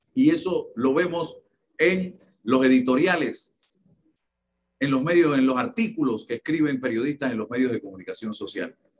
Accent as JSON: {"language": "Spanish", "country": "Panama", "said": "estoy hablando como panameño"}